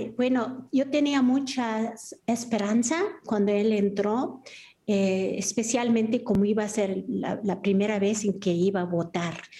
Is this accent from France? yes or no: no; United States; moved away as an adult; now in San Miguel de Allende, Mexico; viví y nací en los Estados Unidos